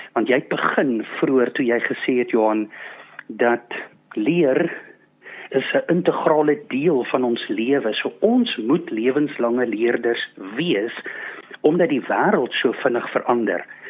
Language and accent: Afrikaans; South Africa; ek as Suid-Afrikaner